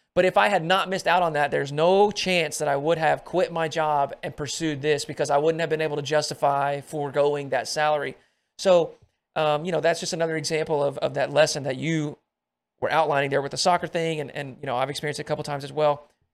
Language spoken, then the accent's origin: English; Arkansas, United States; I come from Arkansas